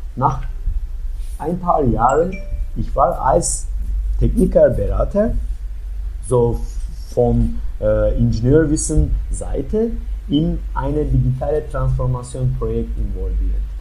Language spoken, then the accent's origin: German; Turkey; German is a second language; moved away as an adult; also born or lived in Leipzig, Germany; now in Berlin, Germany; ich komme aus der Türkei